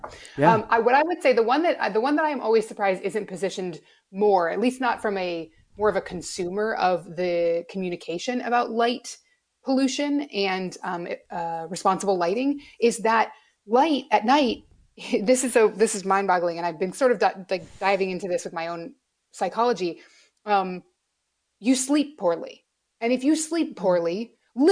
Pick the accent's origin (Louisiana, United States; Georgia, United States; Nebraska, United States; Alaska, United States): Alaska, United States; I grew up in Alaska where it's light half the year